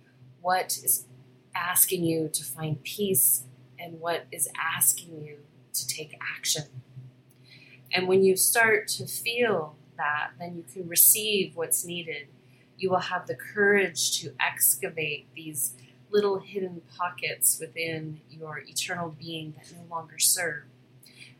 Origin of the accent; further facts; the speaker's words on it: Hawaii, United States; I was born in Hawaii, spent my last life there.